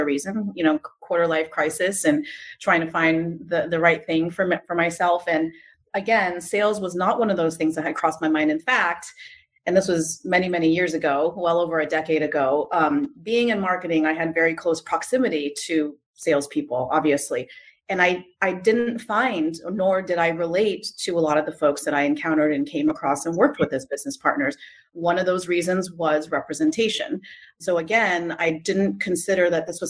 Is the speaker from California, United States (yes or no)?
yes; San Jose, California, United States; I grew up in San Jose in the Silicon Valley.